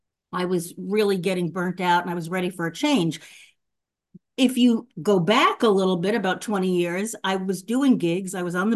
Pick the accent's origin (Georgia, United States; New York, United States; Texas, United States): New York, United States; Long Island; moved away as an adult; also born or lived in Manhattan; now in Billings, United States; I'm originally from New York. I'm a native New Yorker.